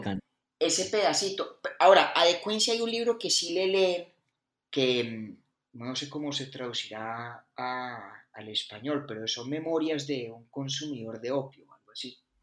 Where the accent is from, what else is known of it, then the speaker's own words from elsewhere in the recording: Bogotá, Colombia; also born or lived in Pensilvania, Caldas; Yo nací en Bogotá, pero eso, sí, yo nací en Bogotá.